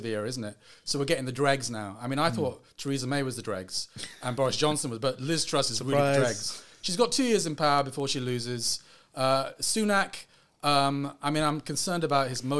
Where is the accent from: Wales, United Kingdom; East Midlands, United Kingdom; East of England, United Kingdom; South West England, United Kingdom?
Wales, United Kingdom; North; also born or lived in Sri Lanka; North Wales was a beautiful place to grow up